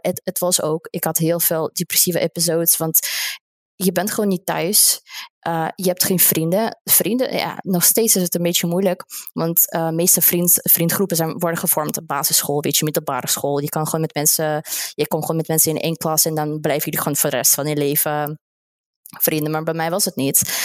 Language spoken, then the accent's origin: Dutch; Russia; Dutch is a second language; moved away as an adult; now in Netherlands; ik kom uit Rusland